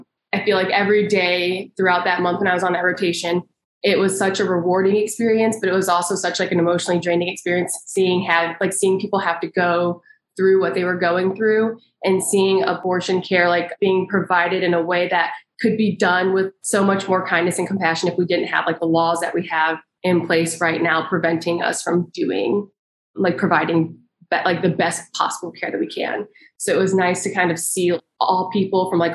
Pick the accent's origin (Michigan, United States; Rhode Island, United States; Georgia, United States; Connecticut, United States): Michigan, United States; now in Indiana, United States; I am originally from Michigan